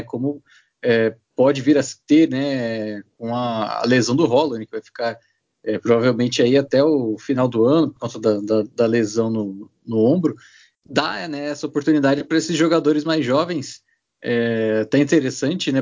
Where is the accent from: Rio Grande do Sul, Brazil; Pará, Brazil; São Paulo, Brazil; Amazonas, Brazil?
São Paulo, Brazil; Bauru; Eu sou de Bauru